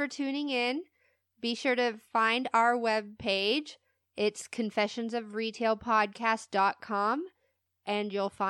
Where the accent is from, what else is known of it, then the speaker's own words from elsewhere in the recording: United States; We're just American.